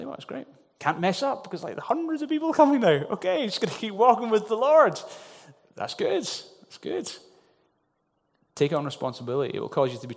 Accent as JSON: {"language": "English", "town": "Glasgow", "region": "Scotland", "country": "United Kingdom", "tie": "born or raised there", "said": "the little traditional church that I grew up in Glasgow"}